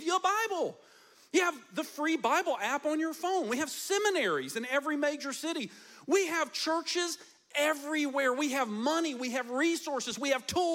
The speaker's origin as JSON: {"language": "English", "country": "United States", "said": "we as the American church"}